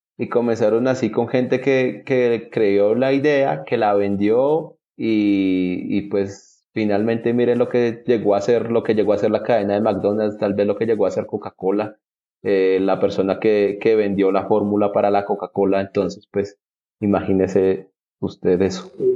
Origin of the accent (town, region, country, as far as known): Colombia